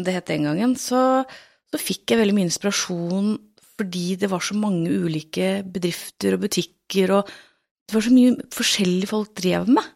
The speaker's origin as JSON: {"language": "Norwegian", "town": "Tønsberg", "region": "Vestfold", "country": "Norway", "said": "er jeg jo fra Tønsberg sjøl òg"}